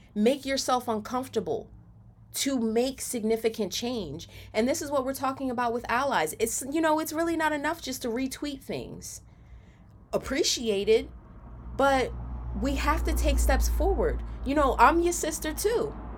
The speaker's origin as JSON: {"language": "English", "town": "Camden", "region": "New Jersey", "country": "United States", "tie": "born or raised there", "said": "when I was growing up in Camden"}